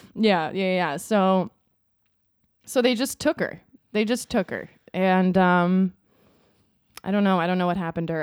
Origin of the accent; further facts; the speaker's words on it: Minnesota, United States; moved away; I was from Minnesota